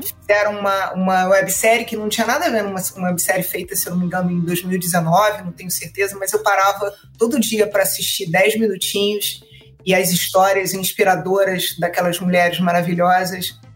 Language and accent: Portuguese; Rio de Janeiro, Brazil; eu sou carioca, moro no Rio também